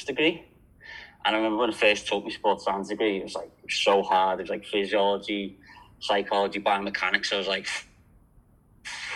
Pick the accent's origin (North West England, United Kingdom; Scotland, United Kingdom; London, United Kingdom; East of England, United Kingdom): North West England, United Kingdom; Liverpool; now in Australia; as you can tell, I'm from Liverpool. A lot of people think I'm Irish since I've been in Australia